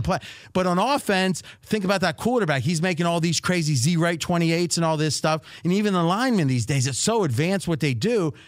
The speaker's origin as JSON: {"language": "English", "town": "Dayton", "region": "Ohio", "country": "United States", "tie": "born or raised there", "moved": "yes", "lives_now": "Las Vegas, United States", "said": "Growing up in Dayton"}